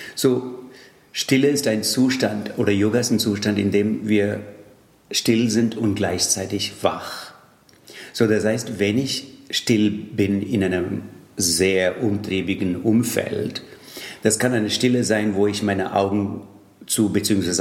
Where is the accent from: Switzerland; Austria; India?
India; Tamil Nadu; first language Tamil; German is a second language; now in Germany; Allerdings komme ich aus äh, Tamil Nadu.